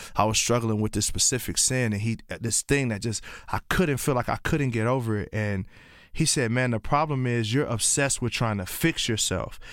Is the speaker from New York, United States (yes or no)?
no; Columbia, Tennessee, United States; also born or lived in Pontiac, Michigan; I was raised in a small town called Columbia, Tennessee.